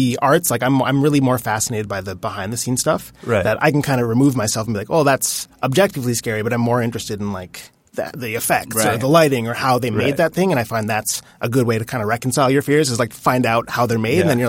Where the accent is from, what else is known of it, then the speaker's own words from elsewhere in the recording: Saskatchewan, Canada; moved away; also born or lived in Montreal; I grew up in Saskatchewan, but this was in Montreal.